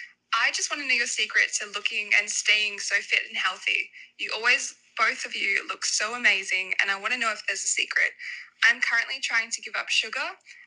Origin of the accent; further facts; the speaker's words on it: Australia; I'm from Australia.